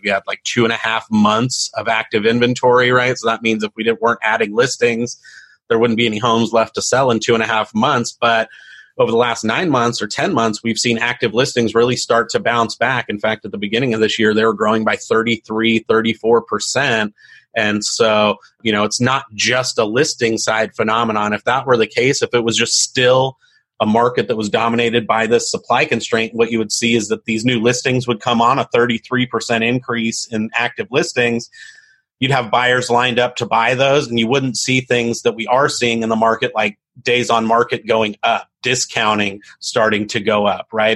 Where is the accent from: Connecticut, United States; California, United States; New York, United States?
California, United States; San Diego; I grew up in East County, San Diego